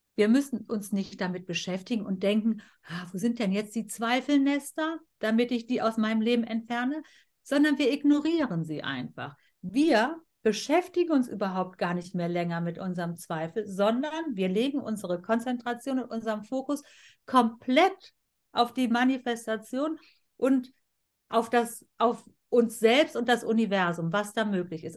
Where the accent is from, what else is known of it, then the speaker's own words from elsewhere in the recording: Germany; ich bin hier in Deutschland geboren und aufgewachsen und wir haben hier immer gelebt